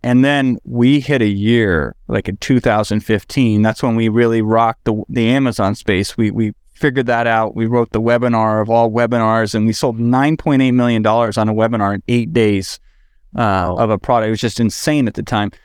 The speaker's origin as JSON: {"language": "English", "region": "Iowa", "country": "United States", "tie": "born or raised there", "moved": "yes", "lives_now": "Los Angeles, United States", "said": "I'm in Los Angeles now, but I grew up in Iowa."}